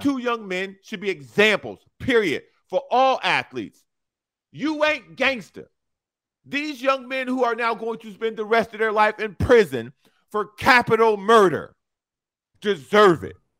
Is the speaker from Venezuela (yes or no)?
no; Chicago, Illinois, United States; moved away; I'm from Chicago